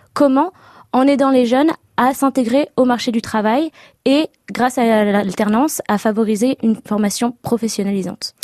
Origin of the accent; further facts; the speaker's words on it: Les Lilas, Île-de-France, France; moved away as an adult; also born or lived in England; now in Cambridge, United Kingdom; je suis née au Lila dans Seine-Saint-Denis en 93